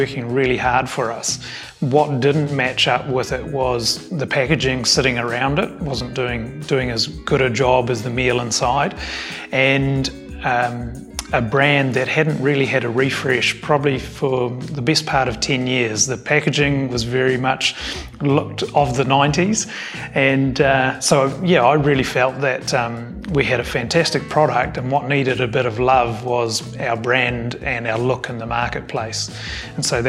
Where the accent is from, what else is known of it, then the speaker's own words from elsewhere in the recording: Tauranga, Bay of Plenty, New Zealand; moved away as an adult; now in Southland, New Zealand; I grew up in Tauranga, and we wanted to come back to New Zealand and live somewhere near family, and Southland ended up winning.